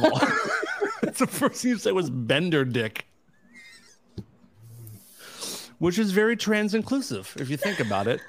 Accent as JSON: {"language": "English", "area": "Boston area", "region": "Massachusetts", "country": "United States", "tie": "born or raised there", "said": "Like I'm 26 minutes or something, 25 minutes from Boston growing up. So like I think I can get away with saying I'm from Boston, but now I've learned to say I'm from the Boston area"}